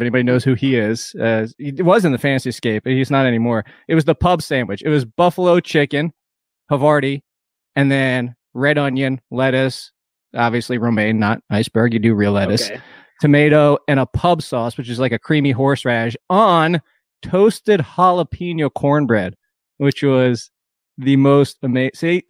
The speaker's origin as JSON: {"language": "English", "country": "United States", "said": "We're from up there. we're from New Jersey, New York, and there's not much of that down here."}